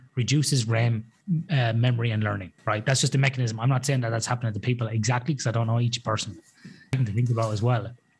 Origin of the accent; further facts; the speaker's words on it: Athlone, Westmeath, Ireland; now in Perth, Australia; growing up in Athlone in Ireland